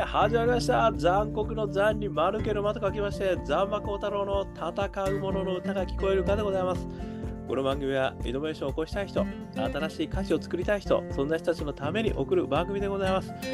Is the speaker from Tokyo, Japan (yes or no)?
no; Hokkaido, Japan; 我がふるさとの北海道